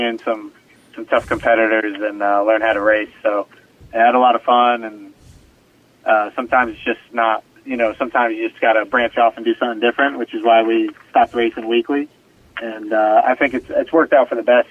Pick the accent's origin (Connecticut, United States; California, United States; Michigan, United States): Connecticut, United States; Stafford; my hometown of Stafford